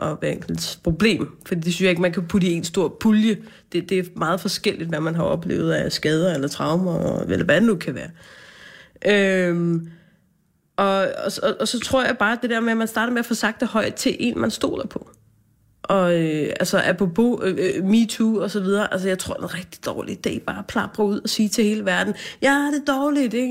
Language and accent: Danish; Hvidovre, Capital Region of Denmark, Denmark; jeg er fra Hvidovre